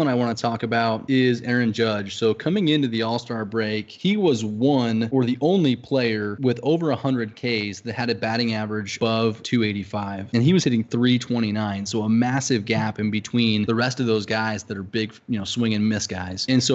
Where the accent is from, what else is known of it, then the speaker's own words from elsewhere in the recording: Arizona, United States; me growing up in Arizona